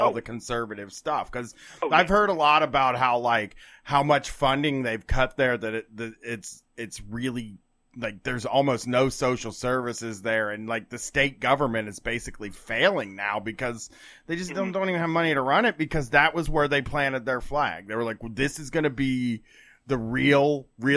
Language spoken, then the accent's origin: English; Columbus, Ohio, United States; I was like 12, and I was from Columbus